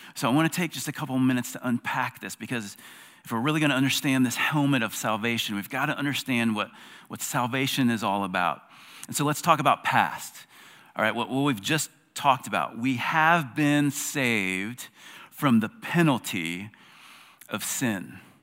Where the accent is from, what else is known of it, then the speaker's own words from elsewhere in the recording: South Carolina, United States; I'm an American. I'm a South Carolinian